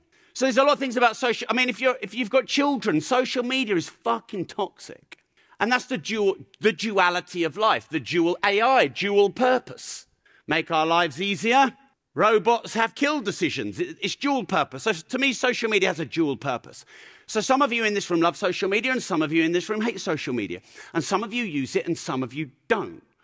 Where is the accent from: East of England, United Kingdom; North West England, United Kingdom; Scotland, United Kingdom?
East of England, United Kingdom; Peterborough; I'm from Peterborough. Swearing is our grammar. That's how I was raised.